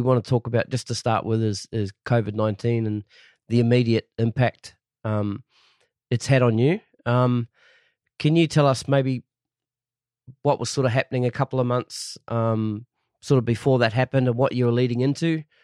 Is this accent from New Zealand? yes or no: yes; New Zealand; now in Sydney, Australia; I'm a New Zealander.